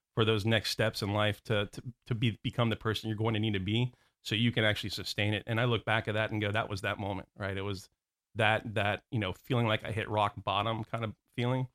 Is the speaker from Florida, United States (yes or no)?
yes; Orlando, Florida, United States; also born or lived in Houston, Texas / New Jersey; I was born in Houston, Texas. Don't remember anything about it 'cause I moved to, uh, New Jersey. My father was a hotelier, worked with, uh, Bill Marriott, um, so we ended up back in Orlando, um, at a very young age